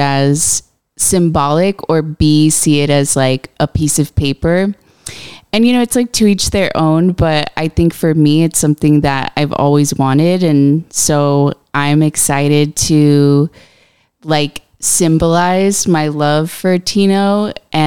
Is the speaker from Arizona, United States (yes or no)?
yes; Buckeye, Arizona, United States; also born or lived in Downey, California / South Gate, California / Avondale, Arizona; I moved to Arizona when I was pretty young. I was like 10 years old. And my family moved to Avondale. And then from there, we moved to Buckeye. And then that's where I grew up. I went to high school there